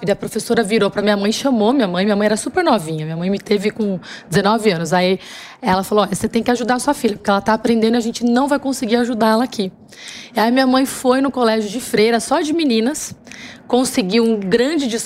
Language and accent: Portuguese; São Paulo, Brazil; born there; Bom, eu nasci na Vila das Belezas, no Campo Limpo.